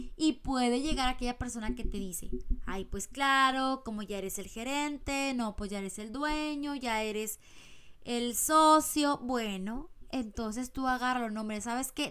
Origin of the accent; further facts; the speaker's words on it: Mexico; now in United States; yo soy mexicana y estoy ahorita en Estados Unidos